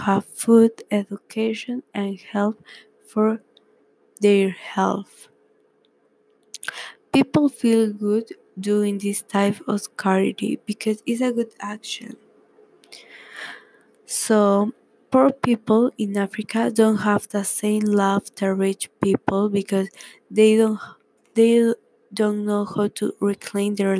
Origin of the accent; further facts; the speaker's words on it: Peru; English is a second language; now in California, United States; I am from Peru, but now I am living in the United States, California.